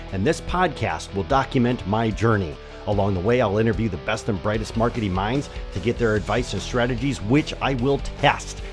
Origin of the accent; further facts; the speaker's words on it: Michigan, United States; I am from Michigan